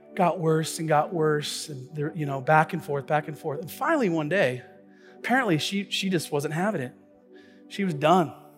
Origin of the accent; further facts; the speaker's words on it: Tacoma, Washington, United States; the church that I grew up here in Tacoma